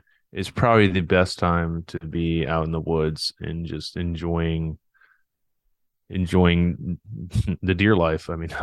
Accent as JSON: {"language": "English", "town": "Raleigh", "region": "North Carolina", "country": "United States", "tie": "born or raised there", "also_born_or_lived": "Miami", "lives_now": "Indiana, United States", "said": "I was born in Miami, but I'm not a Miami native. I grew up, like you said, I grew up in Raleigh, North Carolina. I played high school baseball in outside of Raleigh. So I would say, if anything, I was a Raleigh native, but now I live in Indiana."}